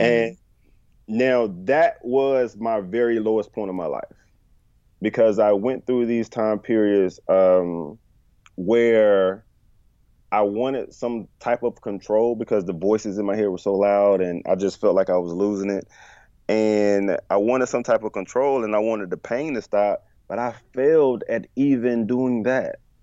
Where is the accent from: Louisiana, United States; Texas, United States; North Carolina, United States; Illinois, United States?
North Carolina, United States; Bertie County; moved away as an adult; also born or lived in Chapel Hill, North Carolina; now in Charlotte, United States; Bertie County, my hometown